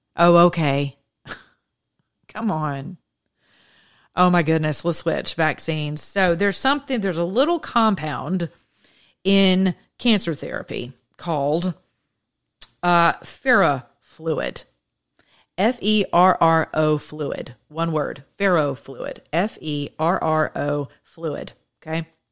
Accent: the South, United States; I'm from the South.

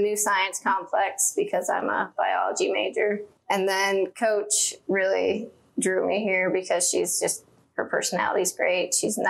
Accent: Ashland, United States; born or raised there

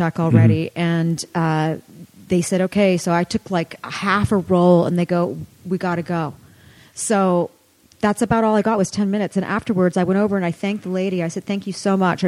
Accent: Canada; I grew up in Canada

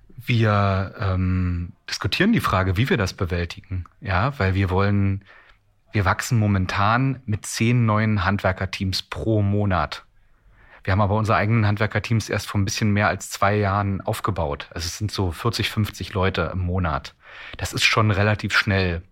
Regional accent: Strausberg, Brandenburg, Germany; ich bin ja ähm, ein Kind des Ostens, also ich bin ja in Strausberg zwischen Berlin und Polen geboren

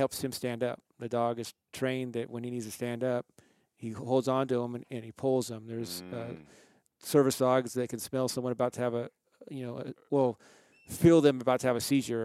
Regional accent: California, United States; moved away as an adult; also born or lived in Salt Lake City, Utah; now in Utah, United States; I was raised in California.

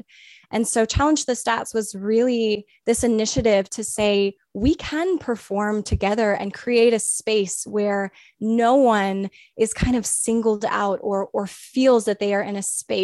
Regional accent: Atlanta, Georgia, United States; also born or lived in Toronto; growing up in Atlanta as a young Black harpist

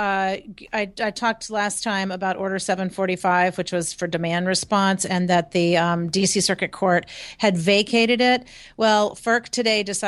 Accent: Virginia, United States; I'm from Virginia

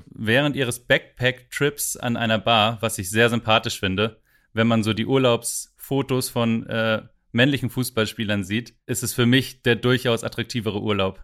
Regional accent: Lübeck, Schleswig-Holstein, Germany; meiner Heimatstadt Lübeck

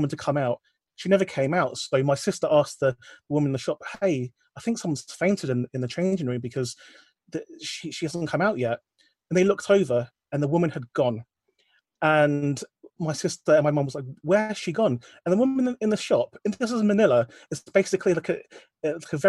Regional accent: London, United Kingdom; in London, next to our house

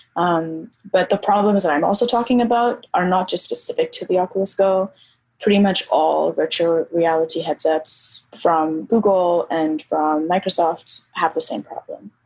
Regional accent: Nairobi, Kenya; I grew up, so I grew up in Nairobi, I grew up in Kenya

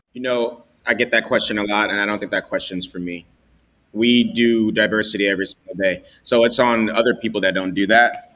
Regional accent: New York City, New York, United States; growing up in the Bronx

